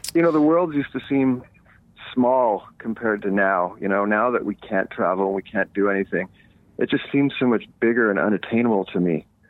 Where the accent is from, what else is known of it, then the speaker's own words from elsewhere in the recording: Montreal, Quebec, Canada; moved away as an adult; now in Los Angeles, United States; growing up in Eastern Canada, I grew up camping